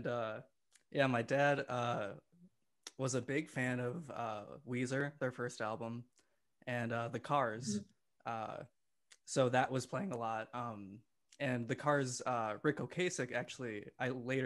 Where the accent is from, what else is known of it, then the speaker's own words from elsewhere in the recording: Sussex, Wisconsin, United States; I grew up in the small town of Sussex, Wisconsin, a village, actually